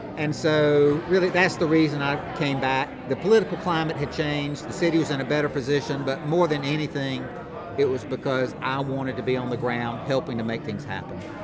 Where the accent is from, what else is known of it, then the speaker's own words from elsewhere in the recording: Rock Hill, South Carolina, United States; it's where I live and it's my hometown